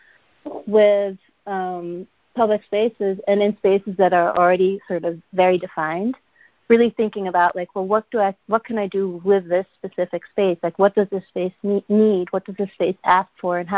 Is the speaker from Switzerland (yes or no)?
yes; Switzerland; moved away; I'm from Switzerland originally